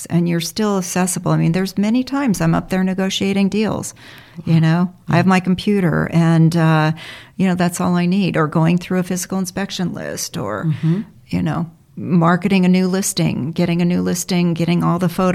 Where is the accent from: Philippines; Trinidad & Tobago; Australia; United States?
United States; Los Angeles, California; also born or lived in Bell Canyon, Ventura County; I'm a Valley girl.